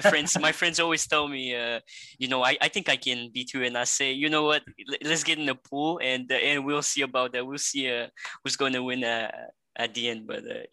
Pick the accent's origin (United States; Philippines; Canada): Canada; Montreal, Quebec; also born or lived in Bucharest, Romania; I'm 18 years old, and I'm from Montreal, Canada, originally from Romania in Europe, Bucharest.